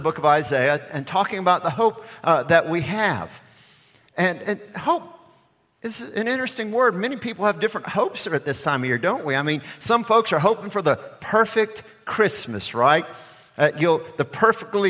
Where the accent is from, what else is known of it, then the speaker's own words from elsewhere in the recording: Alabama, United States; moved away; I'm from Alabama